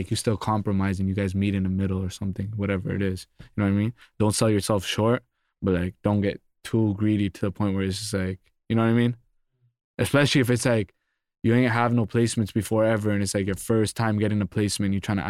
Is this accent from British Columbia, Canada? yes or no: no; Toronto, Ontario, Canada; Oh, that's cool. It's like there's like a scene there right now, but it hasn't like fully blown up.